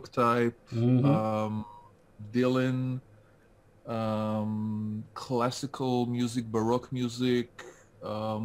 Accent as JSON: {"language": "English", "country": "France", "tie": "born or raised there", "moved": "yes", "lives_now": "Gan Yavne, Israel", "said": "I grew up in France and I moved to Israel. I returned to France and now I'm back to stay"}